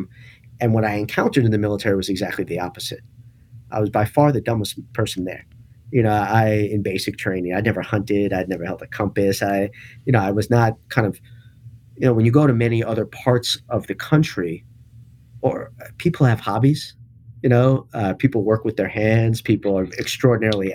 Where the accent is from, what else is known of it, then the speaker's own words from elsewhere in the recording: New York City, New York, United States; I grew up in New York City.